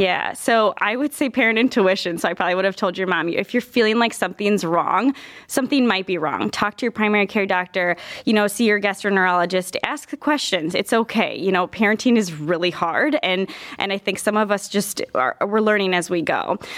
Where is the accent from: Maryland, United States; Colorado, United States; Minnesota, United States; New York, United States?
Minnesota, United States; moved away as an adult; also born or lived in Iowa; now in Cleveland, United States; I'm originally from Minnesota